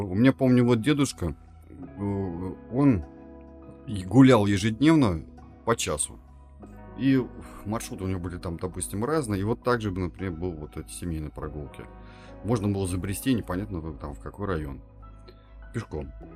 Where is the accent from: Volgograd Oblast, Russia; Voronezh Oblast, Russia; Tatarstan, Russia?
Tatarstan, Russia; нам, как уроженцам Республики Татарстан